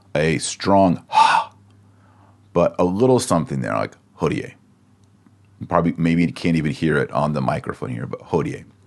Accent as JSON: {"language": "English", "region": "Texas", "country": "United States", "accent": "Texas", "said": "my Latin accent is a little different. It's the American. It's the Texas version"}